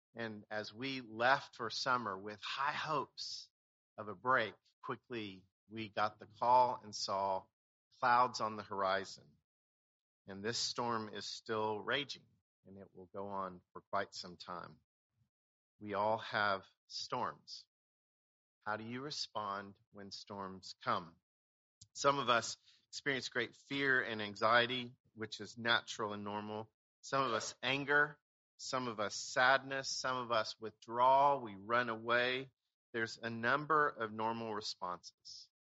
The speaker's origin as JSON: {"language": "English", "region": "Oklahoma", "country": "United States", "tie": "born or raised there", "moved": "yes", "said": "I grew up in Oklahoma."}